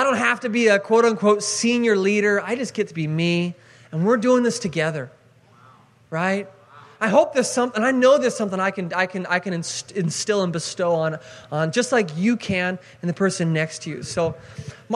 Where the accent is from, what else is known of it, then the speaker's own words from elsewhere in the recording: Seattle, Washington, United States; moved away as an adult; I grew up in Seattle, Washington